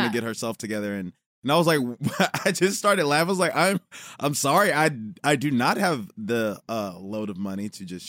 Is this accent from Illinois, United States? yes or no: yes; Chicago, Illinois, United States; now in Los Angeles, United States; I'm from Chicago.